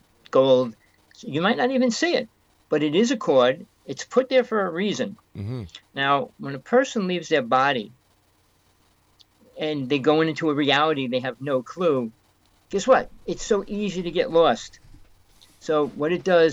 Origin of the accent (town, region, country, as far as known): North Bergen, New Jersey, United States; born or raised there; moved away